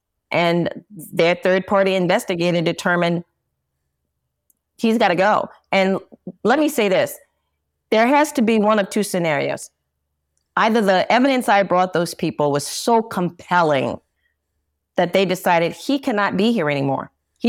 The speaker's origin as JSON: {"language": "English", "town": "New Orleans", "region": "Louisiana", "country": "United States", "said": "New Orleans."}